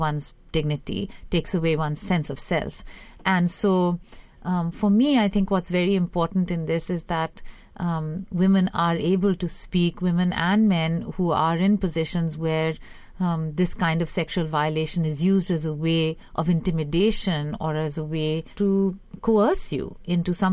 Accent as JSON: {"language": "English", "country": "India", "tie": "born or raised there", "moved": "yes", "said": "growing up in India in the 80s"}